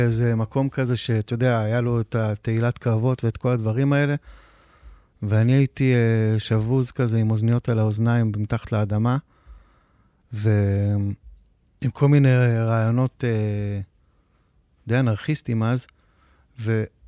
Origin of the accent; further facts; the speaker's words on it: Metula, Northern District, Israel; moved away as an adult; also born or lived in a kibbutz in central Israel; now in Tel Aviv, Israel; בשנת 80, שהיינו בני 10, נפגשנו במטולה